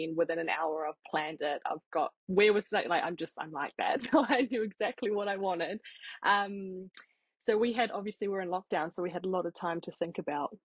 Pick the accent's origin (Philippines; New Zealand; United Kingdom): New Zealand; Papakura, Auckland; also born or lived in Hamilton; we grew up born and bred in Papakura in South Auckland.